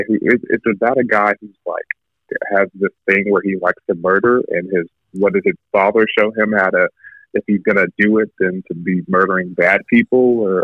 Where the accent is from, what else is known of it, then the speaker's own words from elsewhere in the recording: Rowlett, Texas, United States; was born and raised in Dallas, Texas, Rowlett, Texas, to be exact. My parents are two immigrants from Nigeria, so that's me, Nigeria, to be exact on that one.